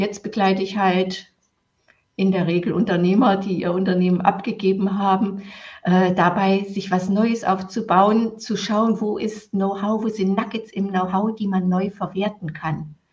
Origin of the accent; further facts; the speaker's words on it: East Germany, Germany; ich bin im Sozialismus aufgewachsen